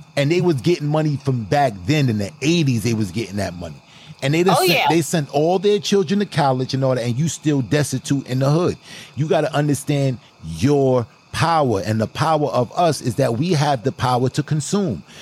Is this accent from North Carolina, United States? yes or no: no; New York City, New York, United States; On Franklin Avenue, I was raised on Franklin by my grandmother on Eastern Parkway in Franklin.